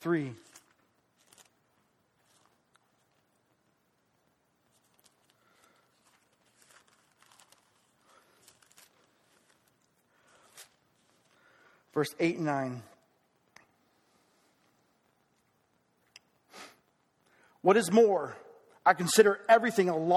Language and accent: English; United States; I am proud to be an American